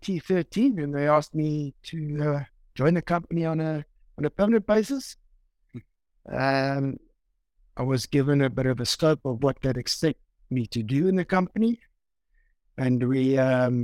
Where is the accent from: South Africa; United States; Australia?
South Africa; Pietermaritzburg, KwaZulu-Natal; I'm born and bred in Marisburg, went to school here